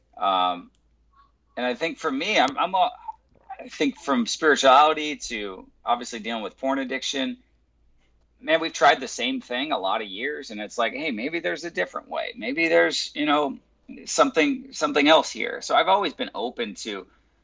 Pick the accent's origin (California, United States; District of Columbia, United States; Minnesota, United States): California, United States; also born or lived in Michigan / Las Vegas / Los Angeles; I've been born and raised in California. Lived in Michigan and in Vegas for about 4 years, but always been in LA and then now in Huntington